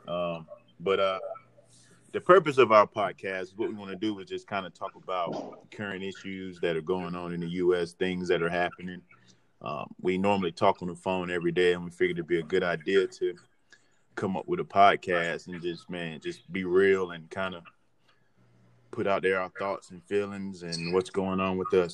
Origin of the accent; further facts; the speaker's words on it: Durham, North Carolina, United States; I'm from the Bull City too, uh, also known as Durham, North Carolina